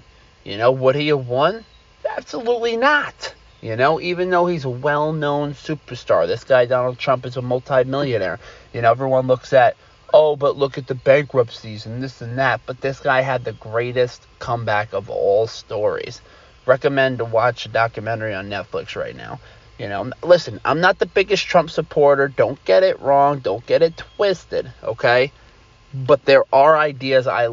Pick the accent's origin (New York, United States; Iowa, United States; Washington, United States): New York, United States; Long Island; I'm from Long Island